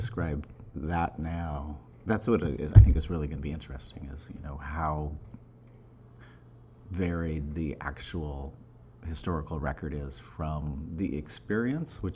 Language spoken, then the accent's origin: English; Reno, Nevada, United States; moved away as an adult; I'm from Reno, Nevada